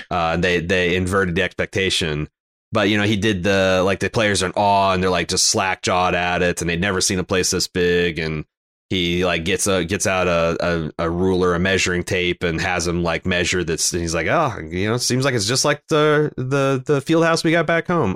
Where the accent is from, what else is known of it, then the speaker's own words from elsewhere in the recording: Mooresville, Indiana, United States; when I was growing up in Mooresville